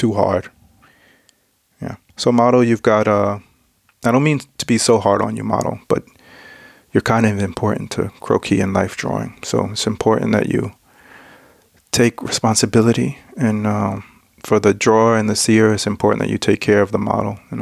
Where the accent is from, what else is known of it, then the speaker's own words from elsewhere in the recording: United States; now in Denmark; I'm American